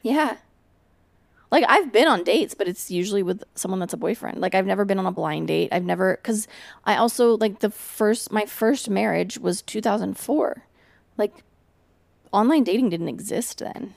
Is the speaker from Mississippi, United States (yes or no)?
no; Portland, Oregon, United States; So I'm from Portland, which is, like, very not racially diverse.